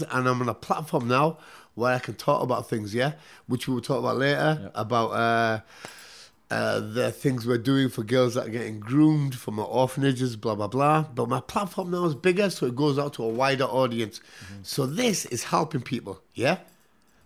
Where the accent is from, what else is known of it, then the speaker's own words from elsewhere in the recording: Newcastle upon Tyne, North East England, United Kingdom; I was from Newcastle